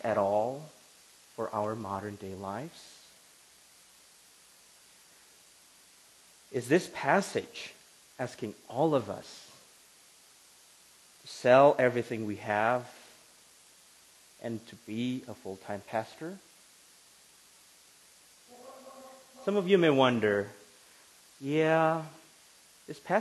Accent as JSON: {"language": "English", "country": "Indonesia", "moved": "as an adult", "lives_now": "Grand Rapids, United States", "said": "I am from Indonesia, but I live in Grand Rapids, Michigan right now"}